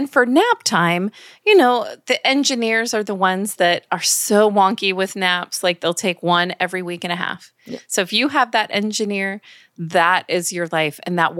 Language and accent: English; New York, United States; Well, I hear that you're hailing from my home state of New York, even though I do not have any accent.